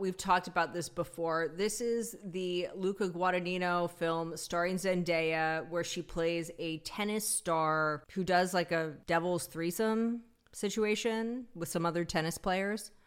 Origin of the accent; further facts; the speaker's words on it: Pacific Northwest, United States; growing up in the Pacific Northwest in the nineties